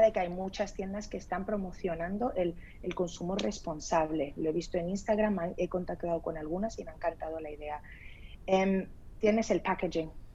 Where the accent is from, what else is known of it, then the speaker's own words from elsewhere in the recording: Spain; also born or lived in Lebanon; Yo nací en el Líbano, y me vine a España, bueno, me trajeron a España porque tenía un mes de edad. Entonces, bueno, eh, me crié aquí toda mi vida